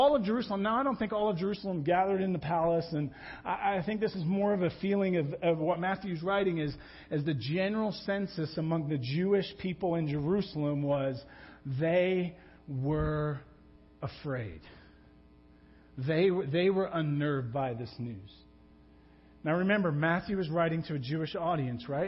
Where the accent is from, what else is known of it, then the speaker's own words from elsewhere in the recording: England, United Kingdom; I'm English.